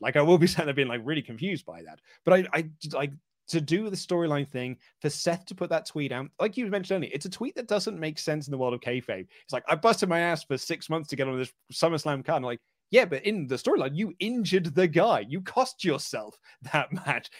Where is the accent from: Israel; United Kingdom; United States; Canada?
United Kingdom; England; here in the U K.